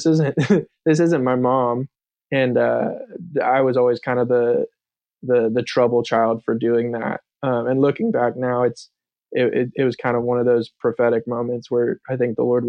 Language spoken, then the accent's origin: English; Thousand Oaks, California, United States; now in Charleston, United States; I grew up in Southern California in a town called Thousand Oaks